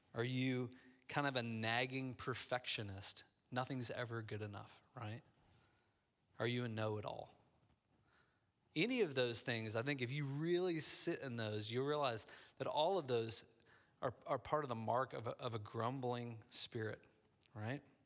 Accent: Midwest, United States; moved away; I grew up in the Midwest

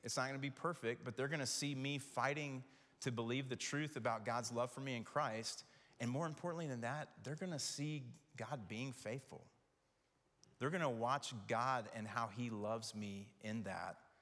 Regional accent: Knoxville, Tennessee, United States; growing up in Knoxville

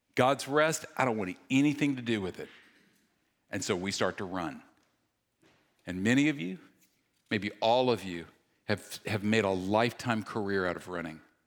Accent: the South, United States; when I was a kid, I grew up in the South

